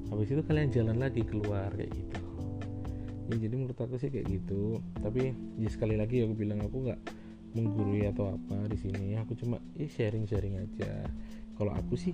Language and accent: Indonesian; Java, Indonesia; misalnya aku aku, kan orang Jawa nih ada temen nih dari uh, luar Jawa dia nggak bisa bahasa Jawa